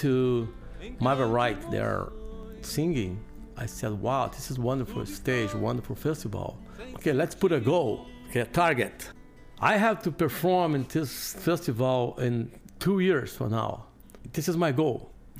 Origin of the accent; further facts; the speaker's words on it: Porto Alegre, Rio Grande do Sul, Brazil; moved away as an adult; now in New Orleans, United States; I'm from South Brazil, Porto Alegre City.